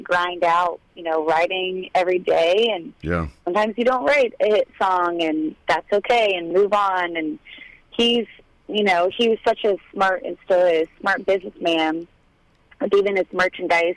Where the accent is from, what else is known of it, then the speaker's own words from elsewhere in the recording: Dunedin, Florida, United States; I grew up a little bit outside of Tampa, a little place called Dunedin, Florida.